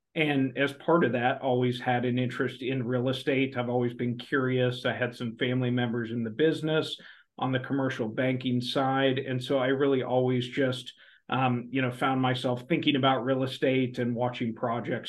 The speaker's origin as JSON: {"language": "English", "region": "outside of Oklahoma City", "country": "United States", "tie": "born or raised there", "said": "I grew up outside of Oklahoma City"}